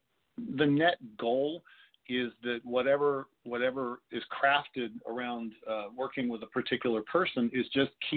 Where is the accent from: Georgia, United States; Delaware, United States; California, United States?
California, United States; Southern; I was raised locally here in Southern California